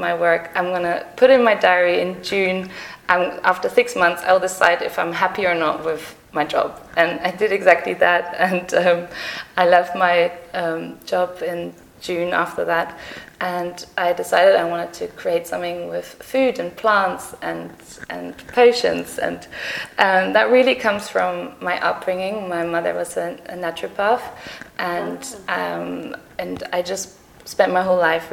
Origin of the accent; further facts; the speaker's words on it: Germany; moved away as an adult; also born or lived in Sydney, Australia / Netherlands / Manchester, United Kingdom; now in London, United Kingdom; I was actually born in Sydney, and I grew up in the Netherlands and in Germany.